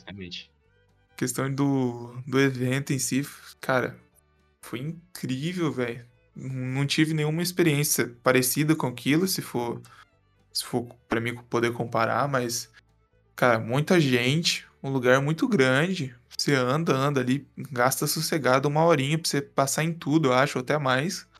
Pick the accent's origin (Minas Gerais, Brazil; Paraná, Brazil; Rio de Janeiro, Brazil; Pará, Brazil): Minas Gerais, Brazil